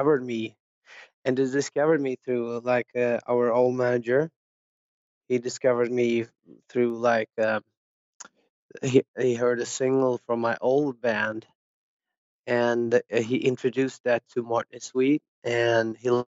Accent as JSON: {"language": "English", "town": "Ingarö", "region": "Stockholm County", "country": "Sweden", "tie": "born or raised there", "second_language": "English", "said": "I grew up like outside of Stockholm on the countryside in a little place called Ingerö"}